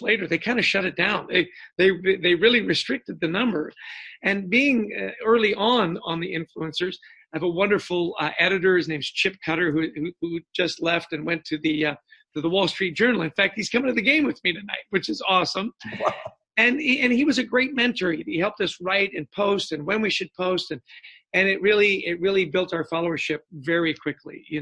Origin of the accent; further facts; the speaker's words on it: Canada; moved away; And I grew up in Canada